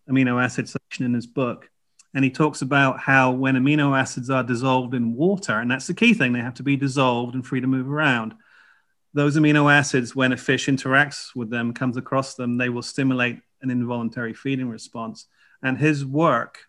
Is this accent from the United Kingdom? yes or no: yes; North Dorset, South West England, United Kingdom; moved away as an adult; also born or lived in Chicago, United States; now in United States; I grew up in Dorset, actually, North Dorset.